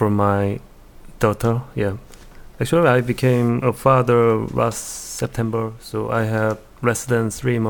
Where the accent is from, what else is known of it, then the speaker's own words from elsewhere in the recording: Seoul, South Korea; now in Boston, United States; I'm from South Korea, Seoul